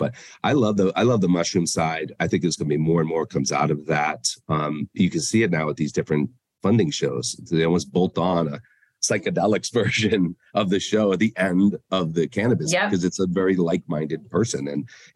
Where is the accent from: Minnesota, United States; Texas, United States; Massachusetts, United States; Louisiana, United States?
Massachusetts, United States; Boston; moved away; also born or lived in Denver; my hometown of Boston